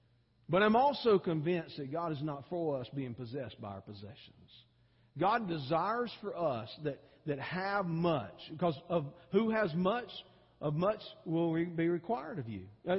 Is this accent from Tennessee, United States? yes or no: no; Georgia, United States; because I came from Georgia where it gets really hot, about 10 degrees hotter than it does here, which is hot, okay, and humid too